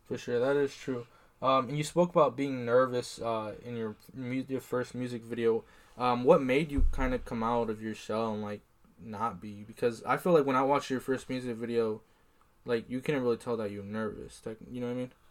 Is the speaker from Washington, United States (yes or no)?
no; Iowa, United States; I'm from Iowa